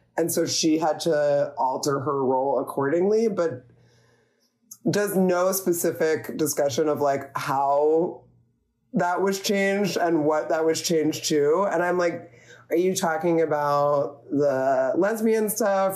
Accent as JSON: {"language": "English", "region": "New Jersey", "country": "United States", "tie": "born or raised there", "also_born_or_lived": "near Philadelphia / Philadelphia", "moved": "as an adult", "lives_now": "San Francisco Bay Area, United States", "said": "I grew up in New Jersey"}